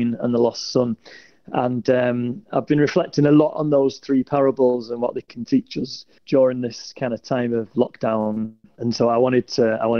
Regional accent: Salford, North West England, United Kingdom; I'm from Salford, which is just near Manchester.

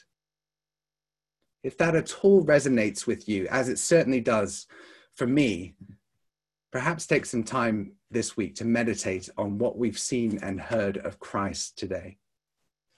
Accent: United States; now in United Kingdom; Growing up in the States

